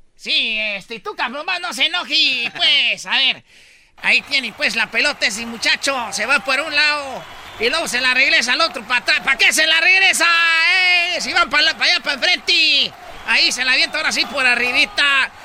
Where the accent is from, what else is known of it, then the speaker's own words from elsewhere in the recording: Michoacán, Mexico; Yo soy, pues, de Michoacán